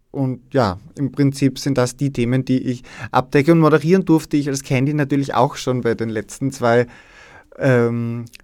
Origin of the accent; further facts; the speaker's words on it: Styria, Austria; Also ich bin ja aus der Steiermark, aus Steins und damals in der Schule haben wir das überhaupt nicht durchgemacht.